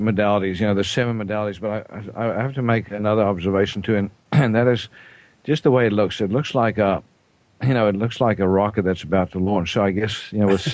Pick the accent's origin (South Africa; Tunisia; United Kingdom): South Africa; I'm South African